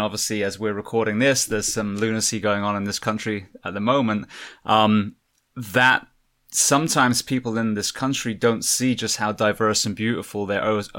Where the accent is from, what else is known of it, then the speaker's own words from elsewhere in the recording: England, United Kingdom; accent: English; moved away; When I grew up in England, we had the IRA bombing.